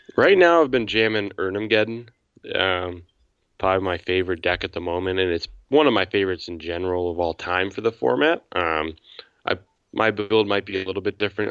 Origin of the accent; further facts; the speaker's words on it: 45 minutes southwest of Chicago, Illinois, United States; I grew up about 45 minutes southwest of the city